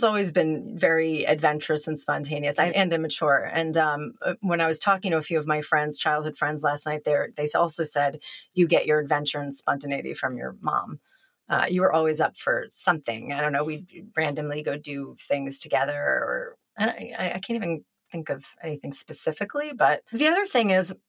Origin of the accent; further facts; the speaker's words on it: outside of Boston, Massachusetts, United States; I grew up outside of Boston